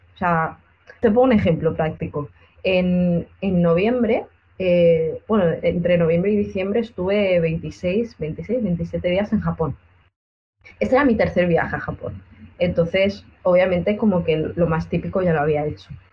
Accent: Benidorm, Valencian Community, Spain; aquí en Benidorm, en mi pueblo

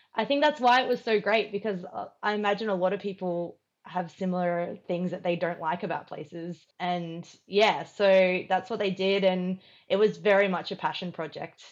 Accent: Queensland, Australia; moved away as an adult; also born or lived in United Kingdom / Sydney / Melbourne; I'd never lived outside of my hometown in Queensland

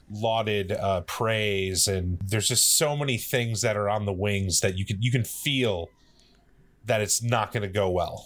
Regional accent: Midwest, United States; I am growing up in the Midwest

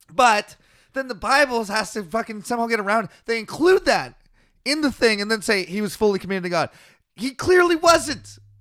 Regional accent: British Columbia, Canada; we're from British Columbia, Canada

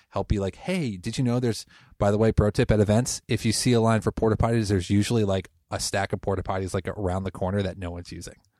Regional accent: Connecticut, United States; moved away as an adult; now in Portland, United States; I'm originally from Connecticut, moved here about twelve years ago

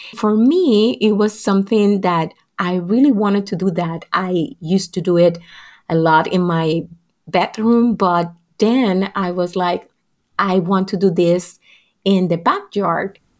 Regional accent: Puerto Rico; what was going on not only in Puerto Rico, my family experience

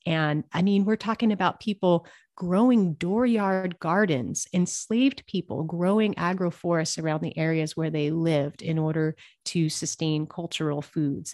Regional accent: Montana, United States; I am originally from Montana

